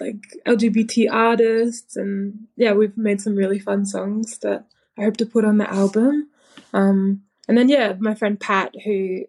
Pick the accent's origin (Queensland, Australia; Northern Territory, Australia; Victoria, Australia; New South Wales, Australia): Queensland, Australia; Townsville; also born or lived in Badu Island, Torres Strait; now in Melbourne, Australia; growing up in Townsville